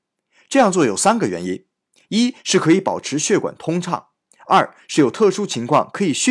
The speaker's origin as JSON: {"language": "Chinese", "country": "China", "tie": "born or raised there", "moved": "as an adult", "lives_now": "Japan", "said": "记得我小时候在国内住院，"}